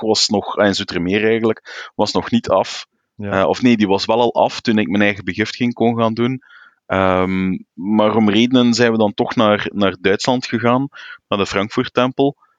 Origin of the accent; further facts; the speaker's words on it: Flanders, Belgium; als Vlaming